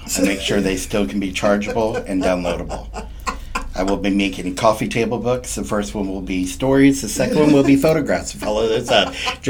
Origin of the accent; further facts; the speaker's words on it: Fort Myers, Florida, United States; also born or lived in Clarksville, Tennessee; I'm a Fort Myers resident of 43 years here. I was not born here, but pretty much so.